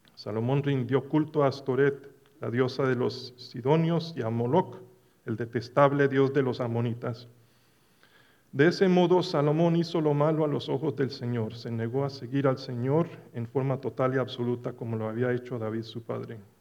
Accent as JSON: {"language": "Spanish", "town": "Medellín", "region": "Antioquia", "country": "Colombia", "tie": "born or raised there", "also_born_or_lived": "Dallas, Texas", "moved": "yes", "lives_now": "United States", "said": "una semana en Medellín, donde me crié"}